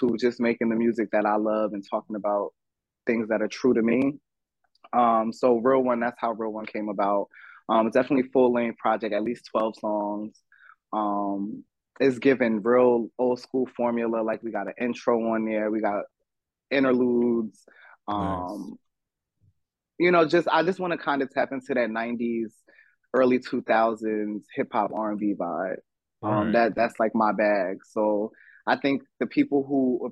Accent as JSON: {"language": "English", "town": "Ocean Township", "region": "New Jersey", "country": "United States", "tie": "born or raised there", "also_born_or_lived": "The Bronx", "said": "I was born in Central Jersey, Monmouth County, Asbury Park area. Went to Ocean Township High School, born and raised in Ocean Township, a little, town in Central Jersey"}